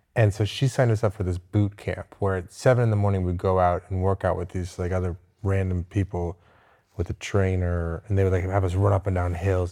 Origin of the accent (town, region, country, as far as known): Westchester, New York, United States; born or raised there; moved away